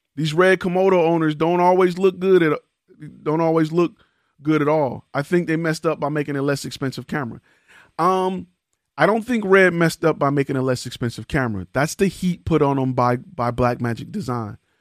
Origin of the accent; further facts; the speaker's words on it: Detroit, Michigan, United States; I'm from Detroit